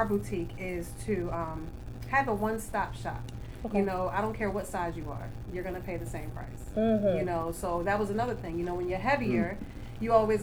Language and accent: English; Baltimore, Maryland, United States; now in North Carolina, United States; I'm from Baltimore, Maryland, originally. I've been actually in North Carolina probably since 2011.